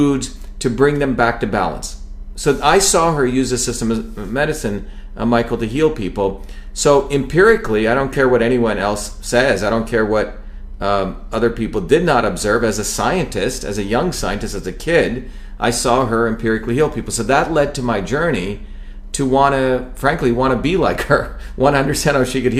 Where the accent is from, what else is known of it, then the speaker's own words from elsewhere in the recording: India; moved away; growing up in India as a child